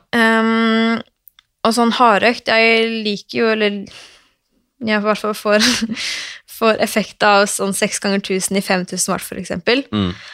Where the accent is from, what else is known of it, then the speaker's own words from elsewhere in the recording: Oslo, Norway; jeg er fra Røa i Oslo.